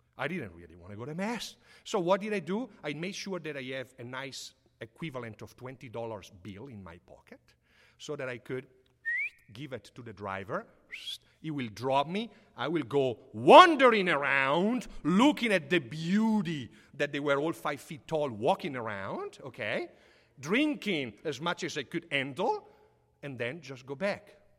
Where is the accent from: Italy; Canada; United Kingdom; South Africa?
Italy; Sotto il Monte, Lombardy; moved away; I grew up Living in Papa Giovanni Street, I went to the elementary school called Papa Giovanni.